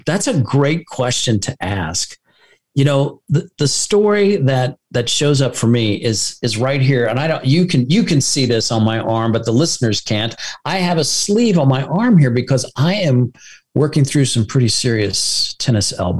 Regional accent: United States; as an American

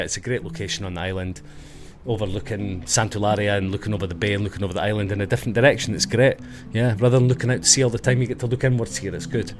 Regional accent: Dundee, Scotland, United Kingdom; now in Ibiza, Spain; I'm from Dundee on the east coast. I'm from there, just north of Edinburgh, south of Aberdeen. We're in the middle. The Sunshine City. We have lots of sunshine there. I think it's the sunniest place in the UK, I believe.

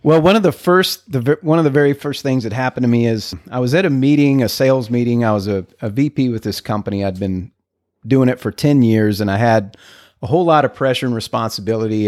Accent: El Paso, Texas, United States; now in McKinney, United States; I'm from the border, from El Paso, Texas

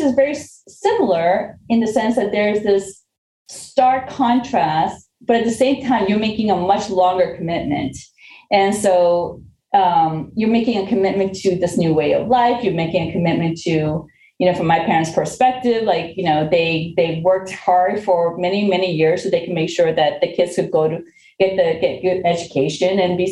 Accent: Lawrence, Massachusetts, United States; also born or lived in Korea; I was not born in this country. I came from Korea at a very young age. And when my family first moved here, we actually lived in the city of Lawrence

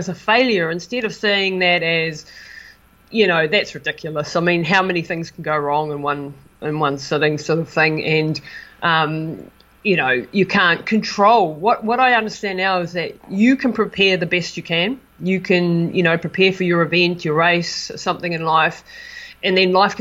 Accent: New Zealand; moved away as an adult; It was an amazing experience for me to be supported by my hometown after being away for so long

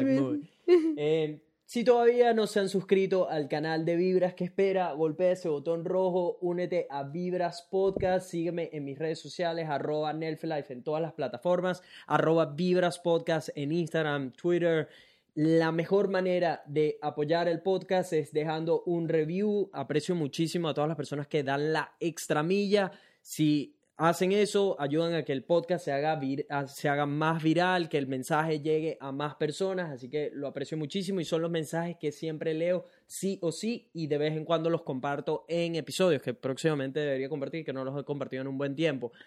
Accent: Venezuela; now in Brisbane, Australia; que tenemos tres años sin ir a Venezuela

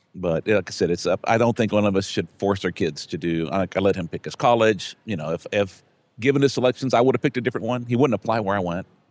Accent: Brownsville, Texas, United States; I'm from Brownsville

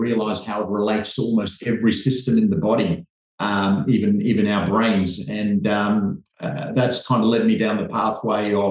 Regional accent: New Zealand; moved away as an adult; also born or lived in Jaffna, Sri Lanka / Nigeria / Zimbabwe; now in Sydney, Australia; I grew up in New Zealand, trained, did all my medical training there, and then moved over to Australia as a 21-year-old junior doctor. And I've been here 20 years.

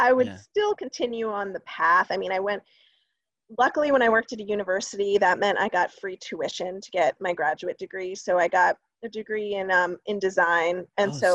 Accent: Columbia, Maryland, United States; I grew up in Maryland, a little town called Columbia

